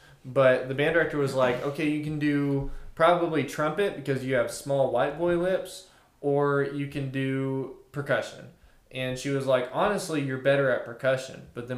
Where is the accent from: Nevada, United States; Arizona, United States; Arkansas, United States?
Arkansas, United States; Fort Smith; I was from Northside in Fort Smith.